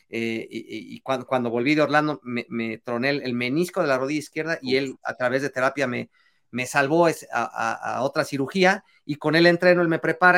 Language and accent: Spanish; Mexico; es parte de nuestra esencia eh, de, de como, como mexicanos